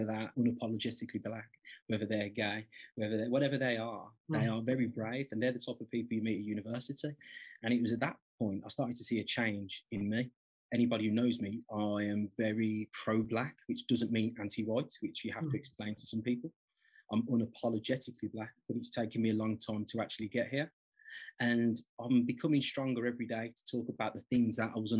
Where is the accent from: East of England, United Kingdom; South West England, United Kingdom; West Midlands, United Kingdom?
West Midlands, United Kingdom; Birmingham; I'm from Birmingham, as you can probably tell from my accent. So I was brought up on a council estate